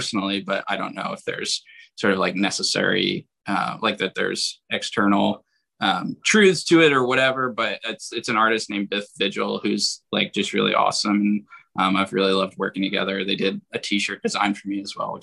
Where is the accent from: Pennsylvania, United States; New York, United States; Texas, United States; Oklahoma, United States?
Pennsylvania, United States; Philadelphia; I'm from Philadelphia